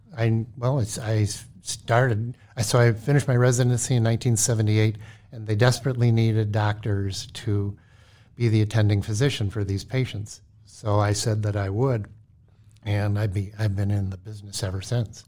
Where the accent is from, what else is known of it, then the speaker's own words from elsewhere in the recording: Cleveland, Ohio, United States; moved away as an adult; also born or lived in St. Louis, Missouri; now in Minnesota, United States; I'm from Cleveland, Ohio